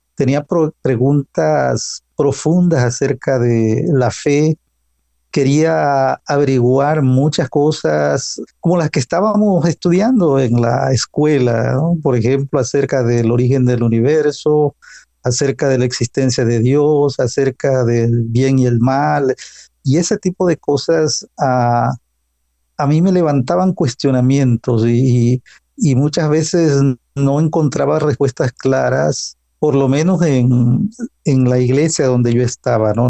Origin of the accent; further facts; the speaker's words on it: Tabasco, Mexico; also born or lived in United States; Soy del sureste de México. El estado se llama Tabasco.